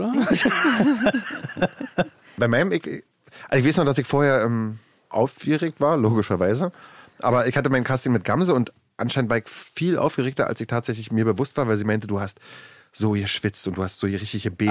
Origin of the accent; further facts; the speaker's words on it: Germany; Ich wohne außerhalb Berlins in einem kleinen Dorf, mein Heimatdorf, da wo ich auch äh, äh, aufgewachsen bin